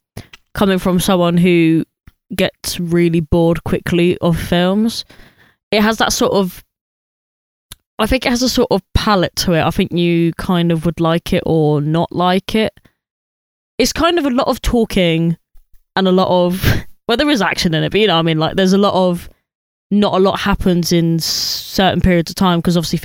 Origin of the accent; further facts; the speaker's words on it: Luton, East of England, United Kingdom; moved away; back in my hometown